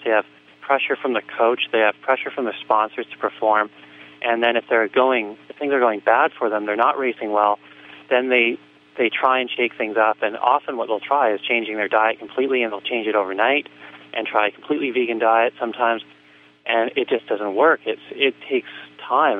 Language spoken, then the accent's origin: English; Vancouver, British Columbia, Canada; I grew up in in Canada in Vancouver